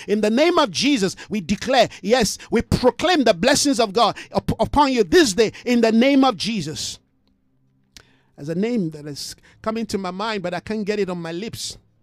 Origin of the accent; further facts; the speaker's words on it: Jos, Plateau, Nigeria; moved away as an adult; also born or lived in Ibadan, Nigeria / Lagos, Nigeria; now in South Africa; I grew up in a place called Jos Plateau State, very cold, just like here in South Africa